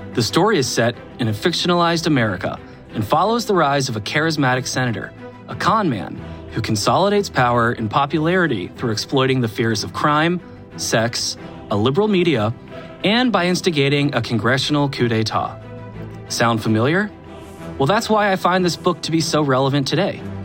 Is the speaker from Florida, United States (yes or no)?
no; Atlanta, Georgia, United States; now in Brooklyn, United States; I'm from Atlanta, currently live in Brooklyn